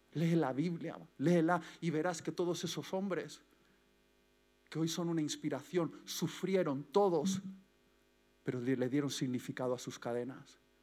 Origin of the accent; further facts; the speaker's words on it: Basque Country, Spain; como buen vasco